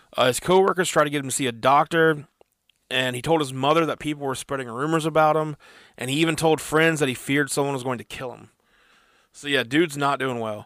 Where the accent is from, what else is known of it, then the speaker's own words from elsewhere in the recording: Parkersburg, West Virginia, United States; We're from Parkersburg, West Virginia, United States